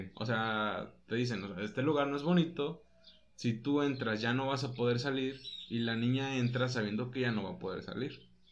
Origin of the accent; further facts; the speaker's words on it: Mexico; aquí nosotros somos mexicanos